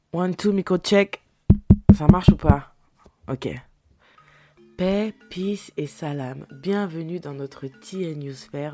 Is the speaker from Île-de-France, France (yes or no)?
yes; Paris, Île-de-France, France; je suis parisienne